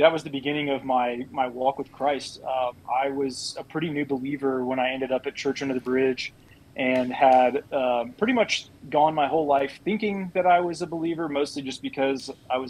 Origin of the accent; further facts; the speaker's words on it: Midland, Texas, United States; growing up in Midland, for those that aren't familiar with this area, it's a very well-off area